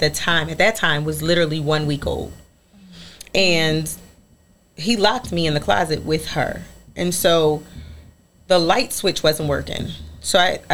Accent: Philadelphia, Pennsylvania, United States; moved away; I'm from Philadelphia. We would sit on the stoop.

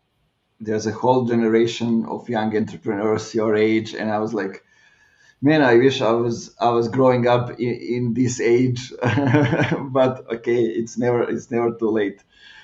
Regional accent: Clermont-Ferrand, Auvergne-Rhône-Alpes, France; my hometown is where Michelin is, so everybody's thinking that way

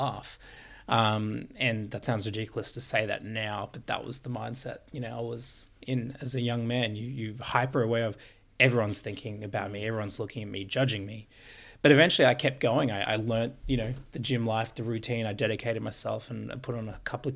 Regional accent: Queensland, Australia; I grew up in Queensland

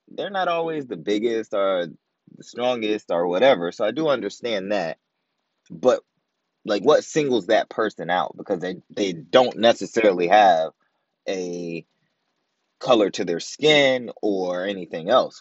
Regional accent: Virginia, United States; now in Maryland, United States; Born and raised in Virginia, living in Maryland

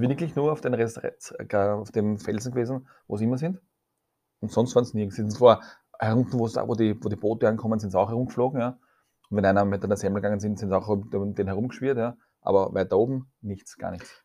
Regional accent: Vienna, Austria; bei uns in Wien

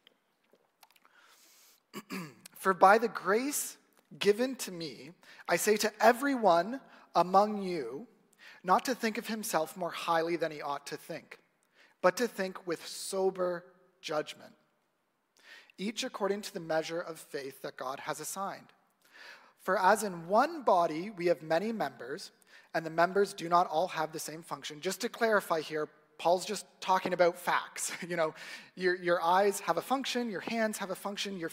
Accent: Ajax, Ontario, Canada; I grew up in Ajax, so not too far from here

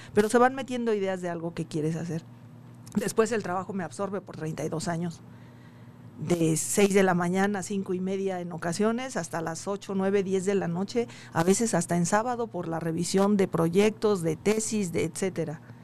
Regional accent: town near Coacalco, State of Mexico, Mexico; cercano a, la casa, al, pueblo de donde soy

